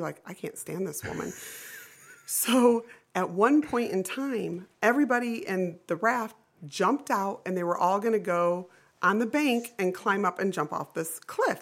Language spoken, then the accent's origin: English; Florida, Ohio, United States; also born or lived in Defiance, Ohio; I lived and grew up in a small town called Florida, which is between Defiance and Napoleon